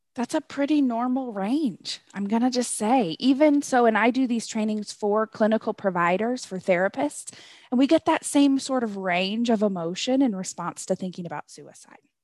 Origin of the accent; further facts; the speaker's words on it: Northwest, United States; moved away as an adult; now in Colorado, United States; I'm originally from the Northwest